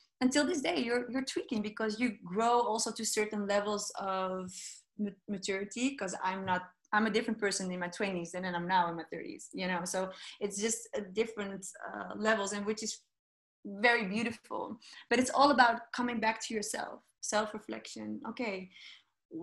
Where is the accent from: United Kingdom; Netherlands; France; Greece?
Netherlands; Amsterdam, North Holland; although I speak Dutch, you know, I was born here in Amsterdam